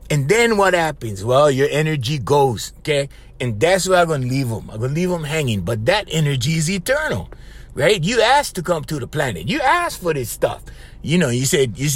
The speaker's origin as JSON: {"language": "English", "area": "Hanalei Valley", "region": "Hawaii", "country": "United States", "tie": "born or raised there", "said": "I was raised in Hanalei Valley"}